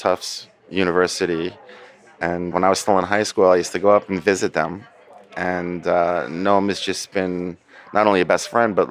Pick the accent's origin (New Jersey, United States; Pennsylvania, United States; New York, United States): New Jersey, United States; Bergen County; I grew up in New Jersey, Bergen County, New Jersey